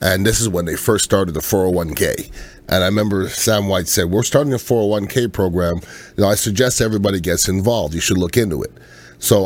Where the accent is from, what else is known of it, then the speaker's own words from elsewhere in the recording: Montreal, Quebec, Canada; now in Florida, United States; I'm from Montreal, Canada. Okay, so that's a long way north. I'm gonna tell you, I never had air conditioning in my house or my car